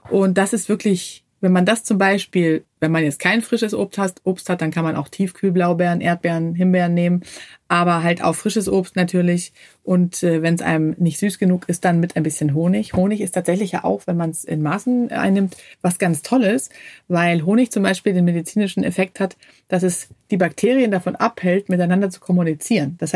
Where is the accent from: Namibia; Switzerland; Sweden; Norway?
Sweden; Ja, als Schwedin ist klar, da hat man den Kühlschrank voller Knäckebrot.